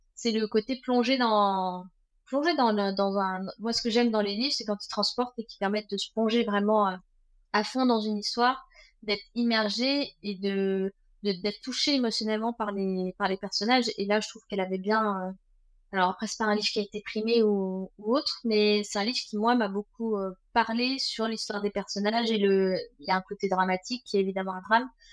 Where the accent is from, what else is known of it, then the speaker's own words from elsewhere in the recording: Versailles, Île-de-France, France; moved away as an adult; now in Vannes, France; je suis née en région parisienne, 78, installée à Vannes depuis euh, quelques années, 7 ans maintenant